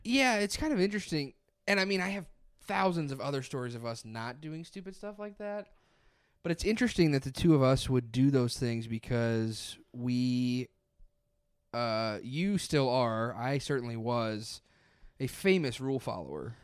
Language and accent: English; near Hillsboro, Missouri, United States; also born or lived in Columbia, Missouri / Springfield, Missouri / Chicago, Illinois; now in St. Louis, United States; Hillsborough was, like, twenty-five minutes from my hometown